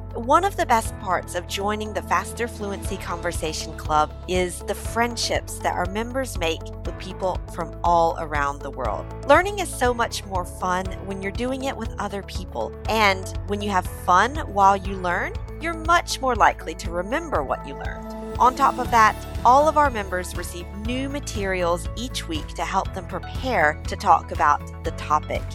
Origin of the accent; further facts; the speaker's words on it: Mississippi, United States; moved away as an adult; now in France; I'm from Mississippi, which is like the poorest, most most rural state in the US.